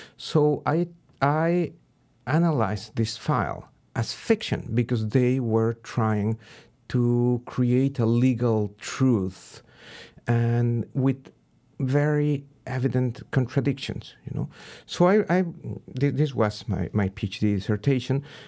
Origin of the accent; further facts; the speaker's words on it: Pachuca, Hidalgo, Mexico; moved away as an adult; also born or lived in Berkeley; Pachuca, my hometown